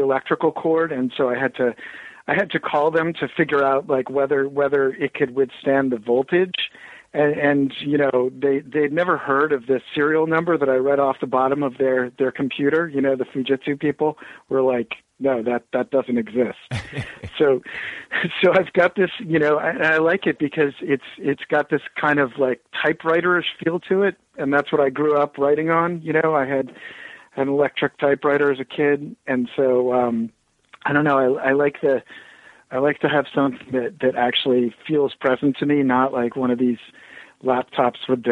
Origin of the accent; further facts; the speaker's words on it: Bloomington, Indiana, United States; also born or lived in Ohio; now in New Hampshire, United States; I'm actually from the Midwest, originally born in Ohio, and then, you know, my first conscious years were in Bloomington, Indiana.